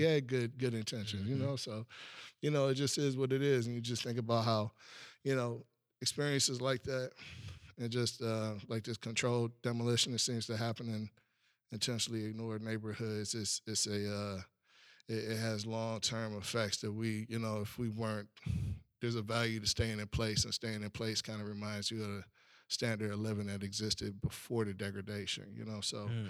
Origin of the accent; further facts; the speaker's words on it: Buckeye, Arizona, United States; Man, I'm from Buckeye, right? Mm. That's where I grew up at. That's where I spent my entire life at.